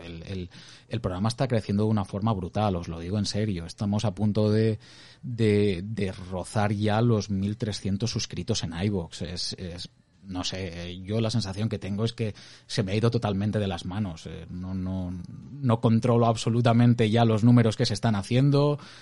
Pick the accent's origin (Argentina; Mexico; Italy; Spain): Spain; Crevillente, Valencian Community; la gente que somos de Crevillente